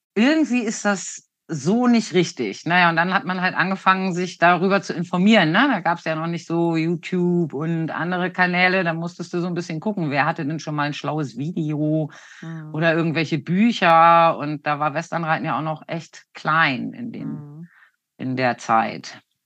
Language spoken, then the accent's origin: German; Hanover, Lower Saxony, Germany; Ich komme aus dem Raum Hannover. Da bin ich 1972 geboren